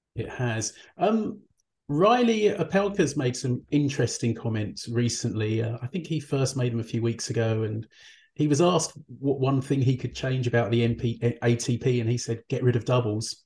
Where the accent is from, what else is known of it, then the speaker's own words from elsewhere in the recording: United Kingdom; I'm British